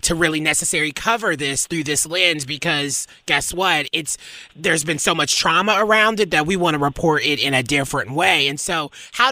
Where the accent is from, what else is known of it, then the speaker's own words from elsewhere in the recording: the South, United States; I'm from the South. I grew up very religious